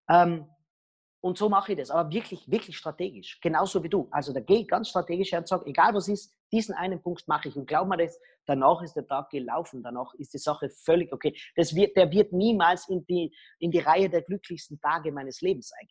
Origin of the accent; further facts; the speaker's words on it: Austria; was ich nicht darf, weil ich bin Österreicher